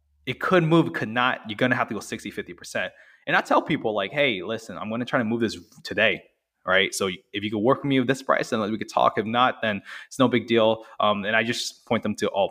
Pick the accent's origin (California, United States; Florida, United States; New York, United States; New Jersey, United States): Florida, United States; Orlando; I'm from Orlando. So, I went to school and worked in Orlando